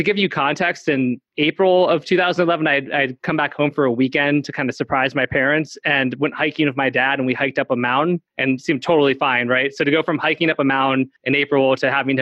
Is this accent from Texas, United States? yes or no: no; San Diego, California, United States; I'm from San Diego